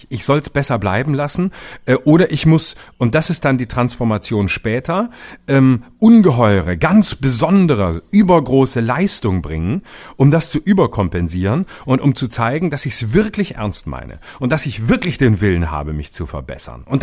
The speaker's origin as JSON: {"language": "German", "town": "Lörrach", "region": "Baden-Württemberg", "country": "Germany", "said": "es gibt da in der Nähe von Lörrach, wo ich herkomme, gibt es einen, einen Fluss, ähm, so einen kleinen, ja relativ kleinen Fluss, der heißt die Wiese und da gibt's es, der kommt da aus dem Schwarzwald und fließt da runter"}